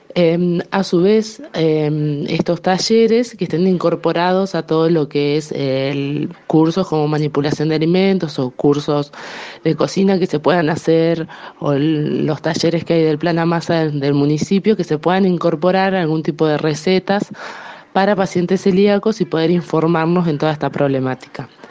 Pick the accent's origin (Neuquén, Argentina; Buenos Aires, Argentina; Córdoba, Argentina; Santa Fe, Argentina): Buenos Aires, Argentina; Felipe Solá; yo soy particularmente de Felipe Solá